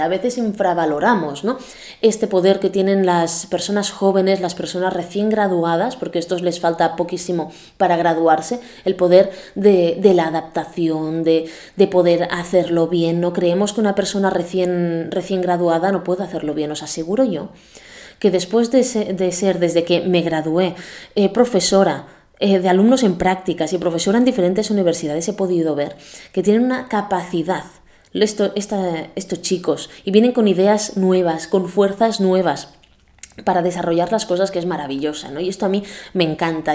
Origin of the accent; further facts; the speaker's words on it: Calafell, Catalonia, Spain; mi pueblo natal es Calafell